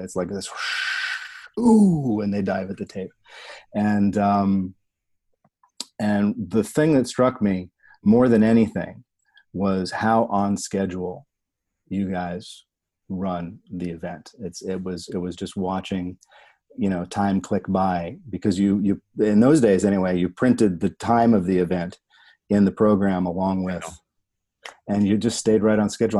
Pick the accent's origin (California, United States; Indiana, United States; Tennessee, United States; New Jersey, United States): New Jersey, United States; I'm from Jersey